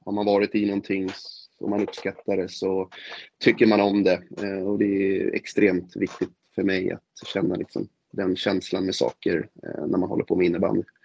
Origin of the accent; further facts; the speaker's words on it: Stockholm, Stockholm County, Sweden; jag hoppas ju verkligen som stockholmare